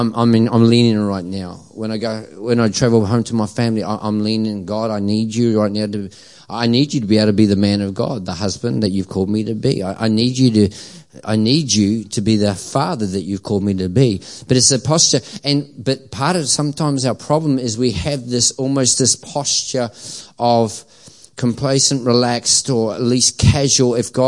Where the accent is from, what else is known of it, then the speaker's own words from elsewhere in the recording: New Zealand; now in Australia; I'm a quasi, a Kiwi cross Aussie. As I say, I'm an Aussie through and through now, unless the All Blacks are playing and then I'm still a Kiwi.